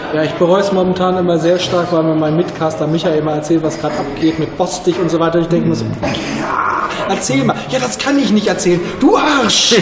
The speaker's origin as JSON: {"language": "German", "town": "Hameln", "region": "Lower Saxony", "country": "Germany", "tie": "born or raised there", "said": "Heimat Hameln auch nicht so weit weg"}